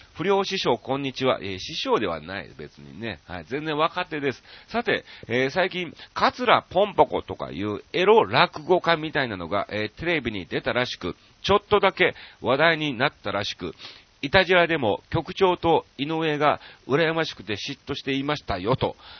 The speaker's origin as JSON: {"language": "Japanese", "region": "Kansai", "country": "Japan", "tie": "born or raised there", "said": "僕らが関西出身なんでね"}